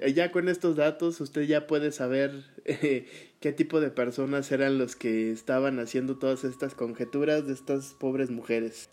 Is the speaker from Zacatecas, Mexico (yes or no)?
yes; Zacatecas, Mexico; de mi tierra